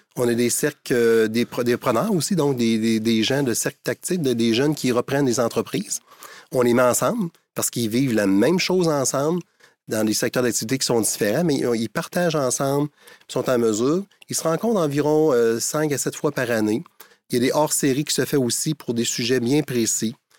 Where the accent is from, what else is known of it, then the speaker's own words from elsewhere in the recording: Montmagny, Quebec, Canada; je suis originaire de Montmagny